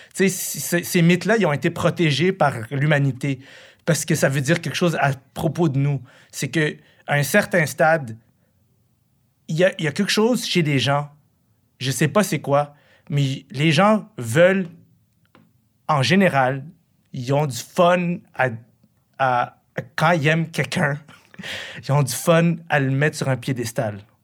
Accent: Quebec, Canada; also born or lived in Morocco / Buffalo, United States; Moi, je viens d'une famille qui a fui la guerre. Puis là, je suis ici depuis, que, depuis que je suis petit. Je suis un fils de réfugié irakien, moi, c'est ça que je suis. Mais j'ai compris que je, je suis un Québécois

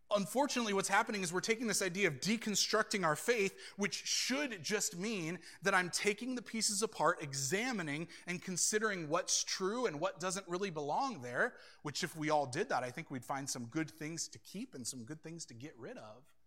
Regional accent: United States; I'm an American

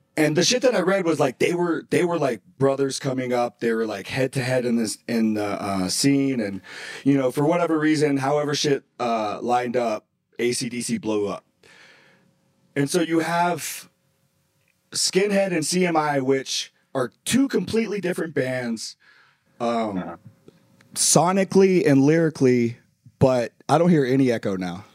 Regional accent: the South, United States; I'm from the South

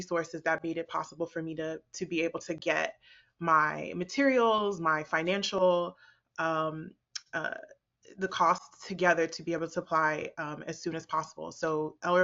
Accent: United States; also born or lived in Botswana; I came to the U.S. at 6 years old

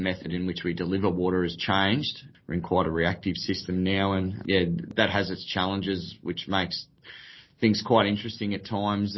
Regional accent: Kyabram, Victoria, Australia; I was born and bred in Kyabram, which is obviously a local rural area, surrounded by our irrigation network.

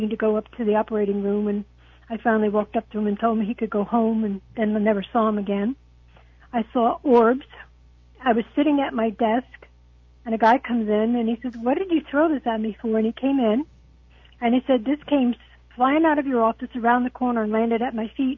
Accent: New Jersey, United States; now in Port Charlotte, United States; I live in Port Charlotte. I'm originally from New Jersey.

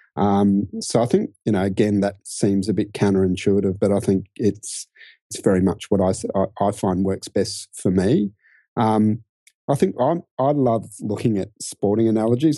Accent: Brisbane, Queensland, Australia; moved away as an adult; also born or lived in London / Sydney; I grew up in Brisbane and, um, actually first, you know, had my whole childhood there, university there.

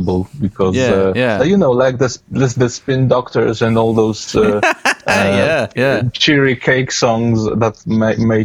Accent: Poland; I'm from Poland

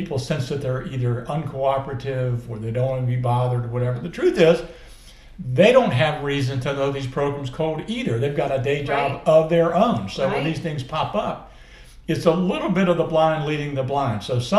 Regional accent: Colonial Beach, Virginia, United States; So I'm literally from Colonial Beach, which is all the way on the other side of the state, on the near Fredericksburg on the Potomac River

